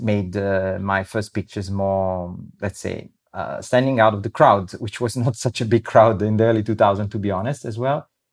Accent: Rome, Lazio, Italy; now in Abruzzo, Italy; I grew up in Rome

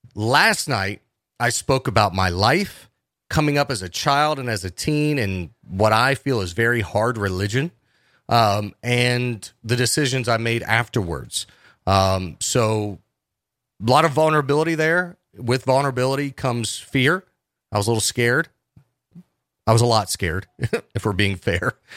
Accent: Cincinnati, Ohio, United States; moved away as an adult; also born or lived in Charleston, West Virginia; now in West Virginia, United States; I'm originally from Cincinnati.

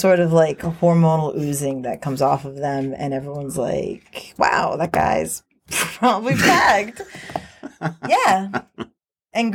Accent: United States; moved away as an adult; also born or lived in Midtown Manhattan, New York City; now in Australia; I grew up about 70 miles out, which is a decent amount out, but it still culturally controls the area.

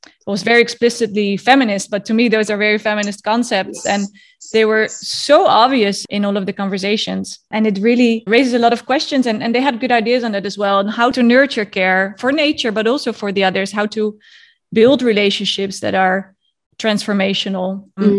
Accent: Netherlands; moved away; my home country of the Netherlands

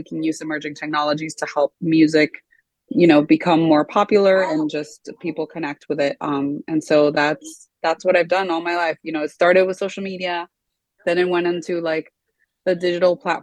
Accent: Miami, Florida, United States; also born or lived in South America; I was actually born here in Miami

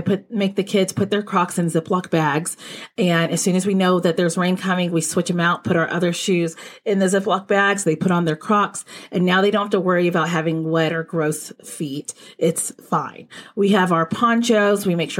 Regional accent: Texas, United States; Like when I was growing up in Texas, we weren't outside playing in peak heat.

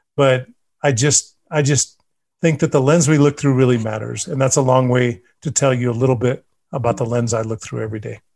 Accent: Bosque Farms, New Mexico, United States; I grew up in Los Unas and Bosque Farms area

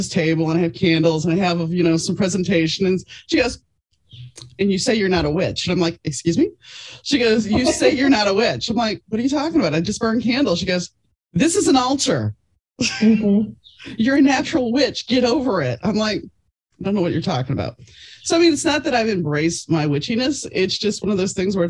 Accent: New Orleans, Louisiana, United States; growing up in New Orleans

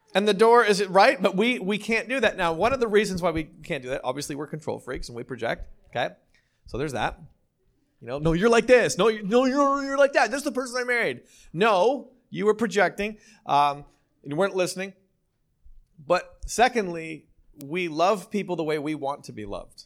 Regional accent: Ontario, Canada; also born or lived in New York City, United States; now in Costa Mesa, United States; I'm from Ontario

